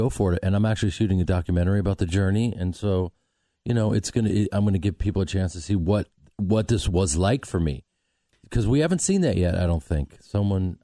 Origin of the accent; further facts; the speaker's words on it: Chicago, Illinois, United States; moved away; I'm from Chicago